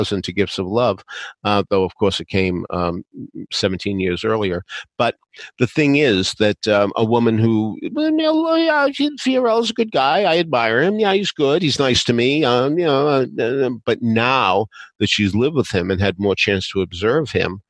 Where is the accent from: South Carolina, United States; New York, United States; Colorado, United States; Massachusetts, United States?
Massachusetts, United States; Arlington; a director at a community theater in my hometown, Arlington, Massachusetts